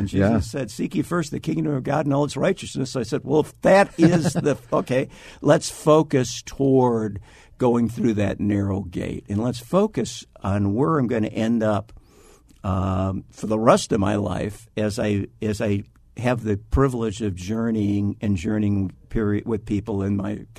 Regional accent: Iowa, United States; Like a lot of people in Arizona, I came from Iowa. Midwestern stock.

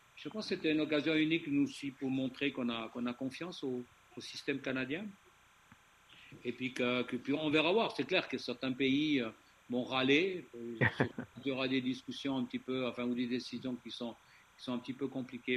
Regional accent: Switzerland; chez nous en Suisse

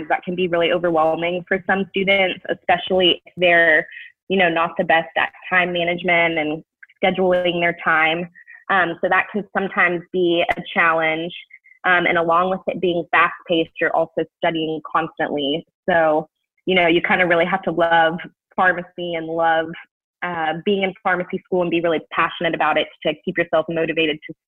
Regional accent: Knoxville, Tennessee, United States; my hometown of Knoxville

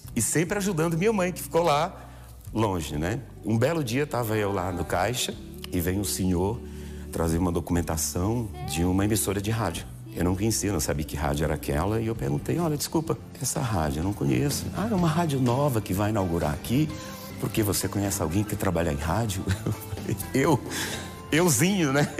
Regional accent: Goiânia, Goiás, Brazil; moved away; also born or lived in Porto Franco, Maranhão, Brazil; nós saímos de Porto Franco, fomos para Goiânia, mil e tal quilômetros de distância

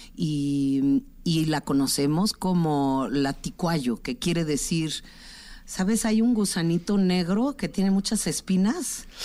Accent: Tlaxiaco, Oaxaca, Mexico; Tlajiaco, mi pueblo, en la sierra sur de Oaxaca

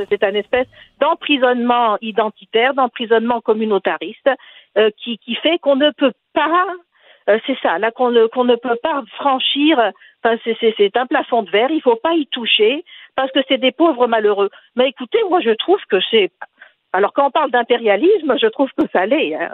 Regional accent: Tunisia; je suis tunisienne

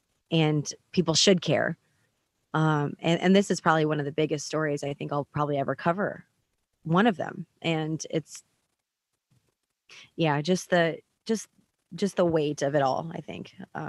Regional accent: United States; here I am covering my hometown

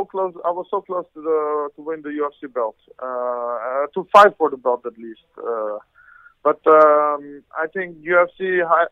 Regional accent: Netherlands; also born or lived in Iran; I'm from Holland. I was born in Iran, Armenian parents

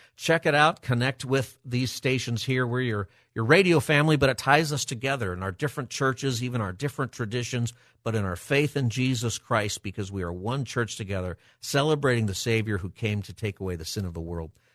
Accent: Palmdale, California, United States; I grew up in Palmdale

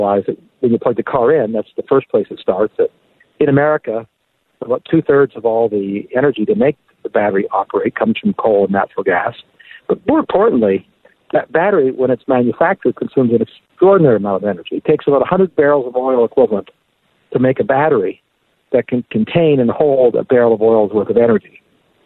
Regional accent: Canada; now in United States; My friends in Canada, I'm from Canada

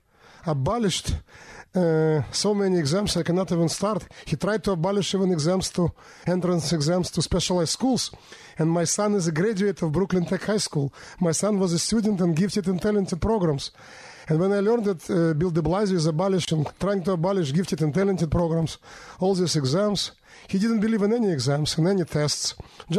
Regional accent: Minsk, Belarus; moved away as an adult; now in New York City, United States; I was born in 1967 in the city of Minsk, capital of Belarus. I came to America in 1993 with my family

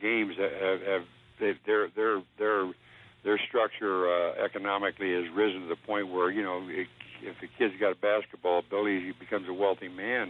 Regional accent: Columbus, Ohio, United States; In Columbus, Ohio.

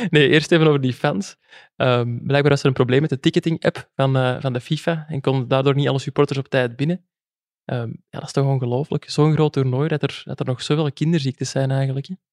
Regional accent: West Flanders, Belgium; accent: coastal dialect; Ja, als West-Vlamingen onder elkaar, altijd plezant.

